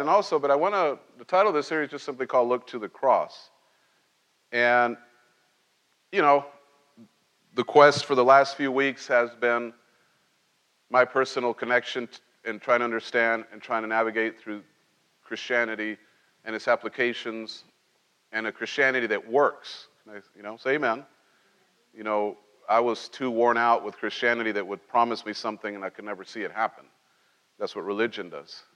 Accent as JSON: {"language": "English", "town": "Cholula", "region": "Puebla", "country": "Mexico", "tie": "born or raised there", "also_born_or_lived": "Mexico City", "moved": "yes", "said": "when we moved to from Mexico City, I was very small, and we moved to this little tiny town"}